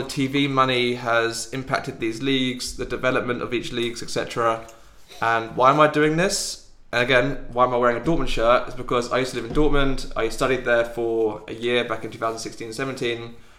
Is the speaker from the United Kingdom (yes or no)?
yes; England, United Kingdom; now in Germany; I'm from England